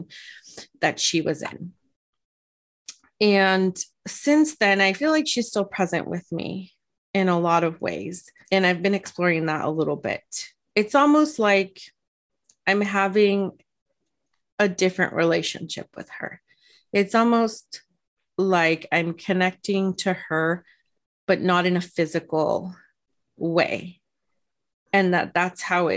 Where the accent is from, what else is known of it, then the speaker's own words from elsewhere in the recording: California, United States; I'm not Mexican, but I grew up in California